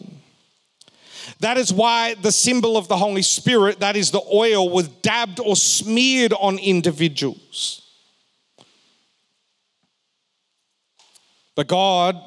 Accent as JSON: {"language": "English", "town": "Perth", "region": "Western Australia", "country": "Australia", "tie": "born or raised there", "said": "We were growing up in Perth"}